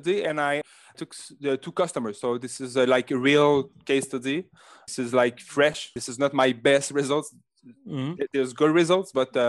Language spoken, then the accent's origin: English; Canada; accent: French Canadian; English is a second language; For example, I'm French Canadian, like you can hear with my big accent.